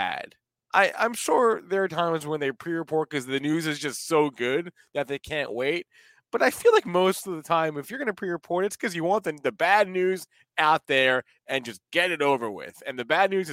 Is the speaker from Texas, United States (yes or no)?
no; New Jersey, United States; in the town I grew up in, that there was this one strip mall. There's 1,000 strip malls, right? I'm from New Jersey